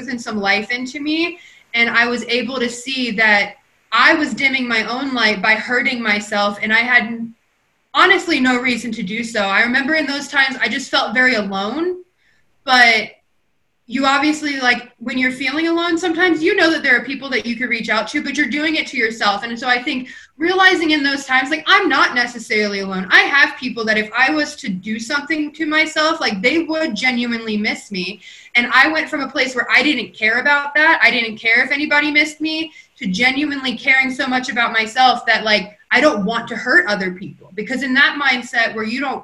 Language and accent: English; Kentucky, United States; now in Colorado, United States; originally, I was born and raised in Kentucky, a small town